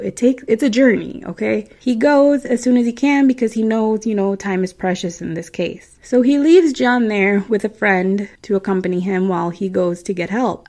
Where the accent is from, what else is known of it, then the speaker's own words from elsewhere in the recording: Midwest, United States; accent: Midwestern; my Midwestern accent